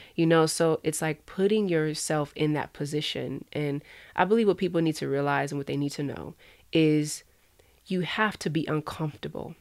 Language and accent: English; Moreno Valley, California, United States; That's, you know, where I'm from. I'm from Inland Empire